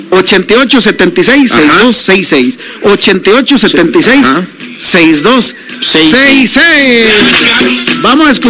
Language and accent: Spanish; Guatuso, Alajuela, Costa Rica; now in San José, Costa Rica; Allá en mi pueblo, Guatuzo casi en las zonas rurales, se le dice chiribisco.